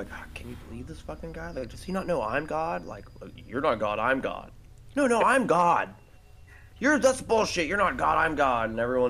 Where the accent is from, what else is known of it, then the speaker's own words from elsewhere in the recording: Texas, United States; we're from Texas